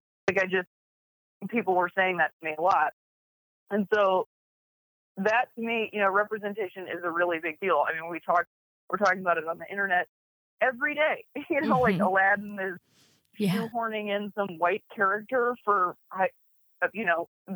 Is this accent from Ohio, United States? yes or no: yes; Akron, Ohio, United States; moved away; as a little queer kid growing up in Akron, Ohio